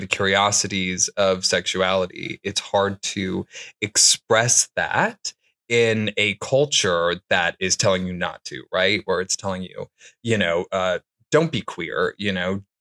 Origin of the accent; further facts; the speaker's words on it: Detroit, Michigan, United States; I grew up in Detroit, Michigan